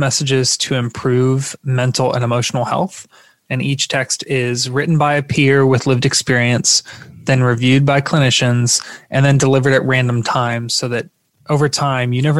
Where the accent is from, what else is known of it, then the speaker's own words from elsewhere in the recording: Florida, United States; I'm from Florida